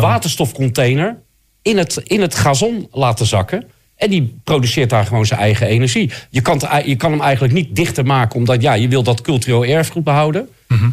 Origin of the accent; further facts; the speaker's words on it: Rotterdam, South Holland, Netherlands; Ik ben Rotterdammer